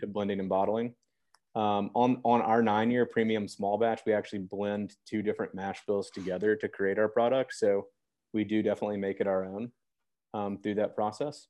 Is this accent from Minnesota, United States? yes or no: no; Memphis, Tennessee, United States; I'm born and raised in Memphis, Tennessee.